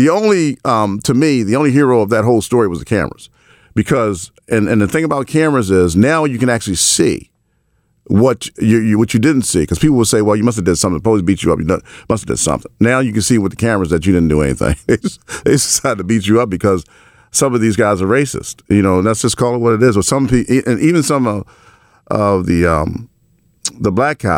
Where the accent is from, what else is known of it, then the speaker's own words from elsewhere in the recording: Baltimore, Maryland, United States; I grew up in the projects. I grew up in the Murphy homes